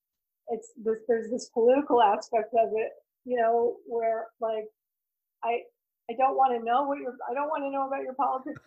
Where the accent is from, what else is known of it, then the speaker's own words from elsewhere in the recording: Totowa, New Jersey, United States; also born or lived in Little Falls, New Jersey; My primary home is in Little Falls, and that is right next to Totowa, which is where I grew up